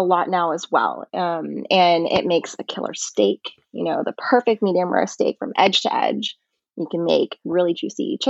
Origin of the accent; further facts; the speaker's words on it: Texas, United States; moved away as an adult; also born or lived in New York; I'm originally from Texas, I moved to New York for college.